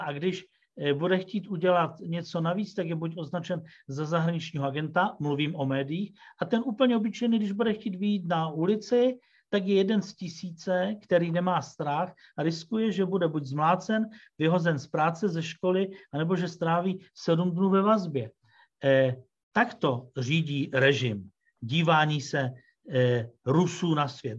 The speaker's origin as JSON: {"language": "Czech", "country": "Czechia", "also_born_or_lived": "Russia", "said": "jako Čech, který tu žije"}